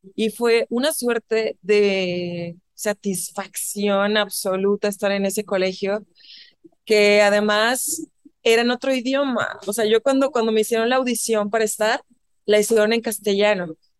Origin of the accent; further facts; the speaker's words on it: northern Mexico, Mexico; accent: norteño; moved away as an adult; also born or lived in New York / Barcelona; now in Mexico City, Mexico; mi tono norteño y lo que quieras, más marcado en ese entonces